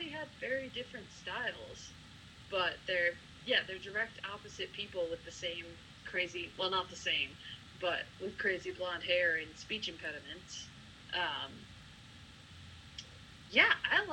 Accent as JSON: {"language": "English", "town": "Buffalo", "region": "New York", "country": "United States", "said": "I'm from Buffalo, New York"}